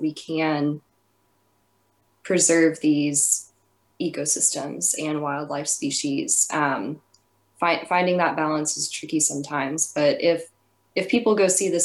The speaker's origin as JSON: {"language": "English", "region": "East Texas", "country": "United States", "tie": "born or raised there", "said": "I grew up in East Texas"}